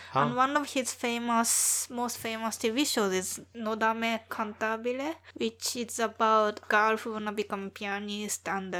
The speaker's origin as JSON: {"language": "English", "region": "Tochigi", "country": "Japan", "tie": "born or raised there", "said": "Tochigi, my hometown, is famous for strawberries."}